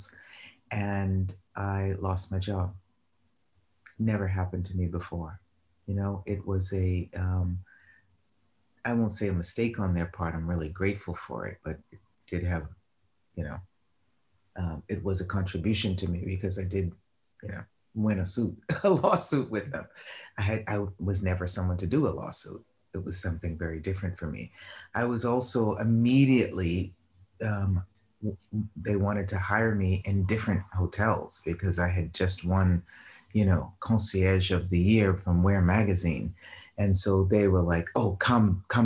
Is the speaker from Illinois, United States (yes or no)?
no; Boston, Massachusetts, United States; moved away; also born or lived in New York / Rome; I'm from Boston